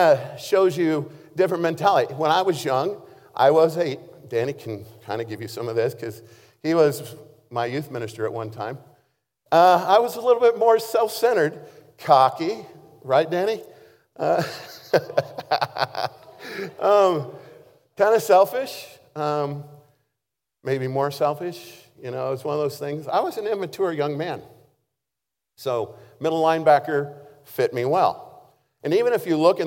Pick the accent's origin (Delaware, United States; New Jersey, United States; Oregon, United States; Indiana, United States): Oregon, United States; Baker City; when I was in high school, I had the opportunity to play both ways because I was from Baker City, not a very large place.